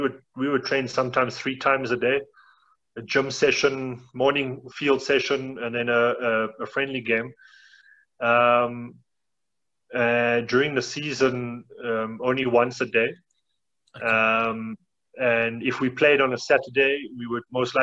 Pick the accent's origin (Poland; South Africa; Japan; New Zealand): South Africa; also born or lived in Russia; I was always back home for the festive season